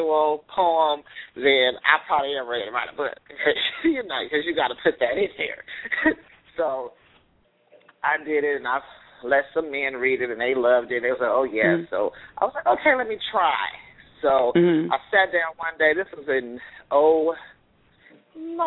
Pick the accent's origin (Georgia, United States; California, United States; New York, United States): California, United States; Oakland; I want to do something to represent my hometown